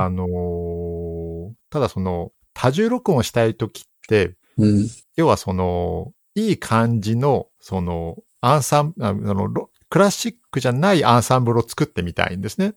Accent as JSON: {"language": "Japanese", "region": "Saitama", "country": "Japan", "tie": "born or raised there", "moved": "yes", "said": "埼玉県で生まれ育っております"}